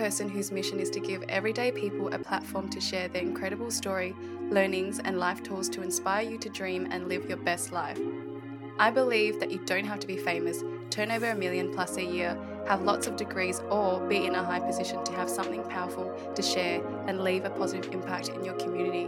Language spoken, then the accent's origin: English; Melbourne, Victoria, Australia; I love Footscray. It was where I first grew up.